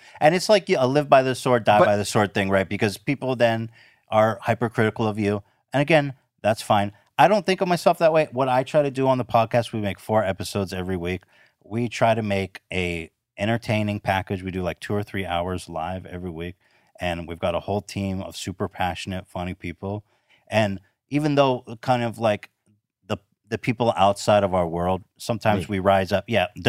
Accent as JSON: {"language": "English", "town": "Ventura", "region": "California", "country": "United States", "tie": "born or raised there", "said": "In Ventura."}